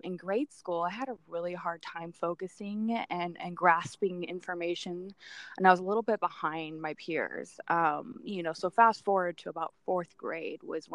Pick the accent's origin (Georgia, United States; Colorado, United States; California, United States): California, United States; Camarillo; I grew up in Camarillo, California, which is like Southern California. And born and raised